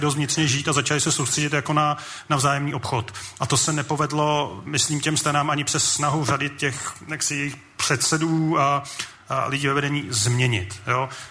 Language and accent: Czech; Prague, Czechia; já jsem z Prahy